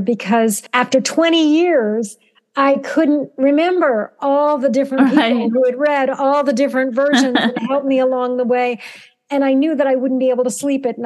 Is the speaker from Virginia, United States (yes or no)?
yes; Southern Virginia, United States; a Jewish child of an immigrant father growing up in Southern Virginia during the 1960s